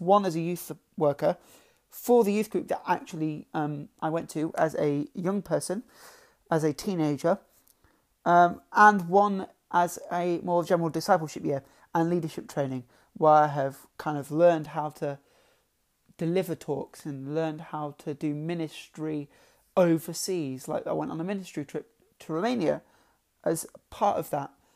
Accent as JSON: {"language": "English", "town": "Lincoln", "region": "East Midlands", "country": "United Kingdom", "said": "I'm from Lincoln"}